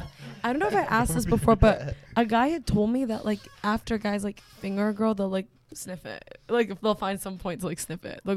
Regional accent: Canada; It's because I'm Canadian

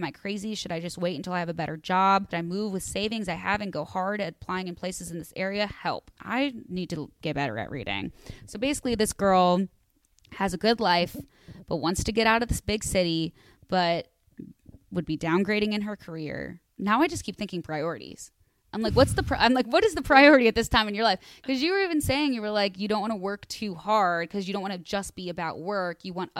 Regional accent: California, United States; So I'm 24 years old and still living in the town that I was born in California. I went to every school in this town from preschool to college.

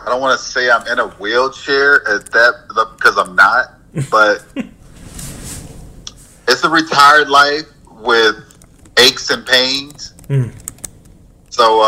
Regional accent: Texarkana, Arkansas, United States; moved away as an adult; also born or lived in Mississippi / Midwest; now in Dallas, United States; Mississippi is where I was born, and I grew up in Texarkana, Arkansas

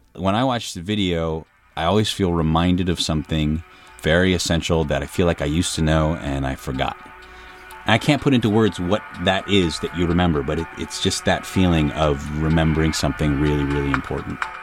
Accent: United States; People saw me, they knew I was American

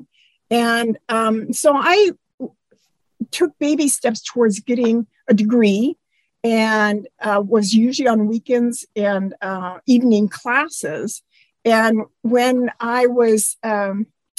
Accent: Eastern Washington, United States; That was in Eastern Washington. When we moved to the farm, and when I was 8 and a half

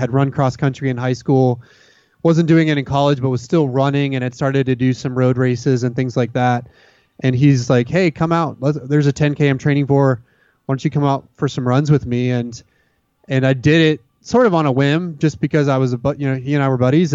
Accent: Dallas, Texas, United States; now in Austin, United States; growing up in the Dallas-Fort Worth area

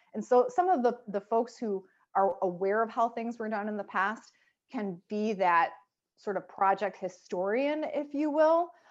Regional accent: Chicago, Illinois, United States; I'm from Chicago

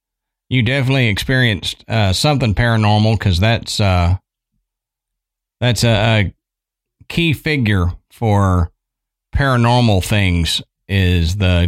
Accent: Buffalo, New York, United States; I'm from Buffalo, New York, and in the suburbs was an old bed and breakfast that had folk tales of witchcraft being done there.

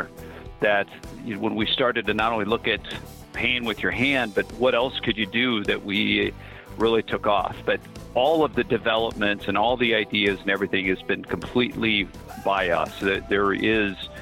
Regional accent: Minnesota, United States; moved away; I'm originally from Minnesota and the Norwegian Scandinavian heritage that's dominant up there

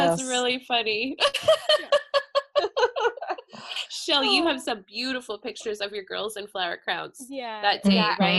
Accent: the East, United States; moved away; I grew up in the East

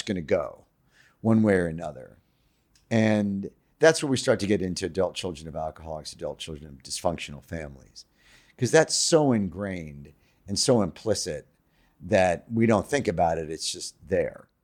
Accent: New York City, New York, United States; I'm a Jew from Queens

